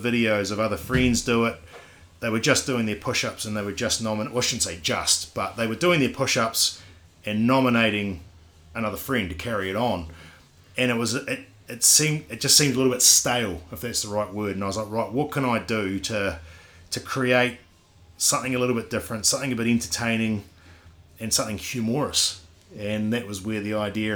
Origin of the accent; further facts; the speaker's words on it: Christchurch, Canterbury, New Zealand; now in Queenstown, New Zealand; I'm Kiwi. Born and raised, not obviously in Queenstown, but in Christchurch. I'm a Cantabrian.